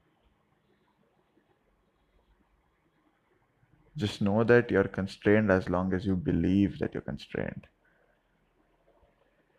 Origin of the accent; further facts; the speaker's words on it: South India, India; Middle class South Indian household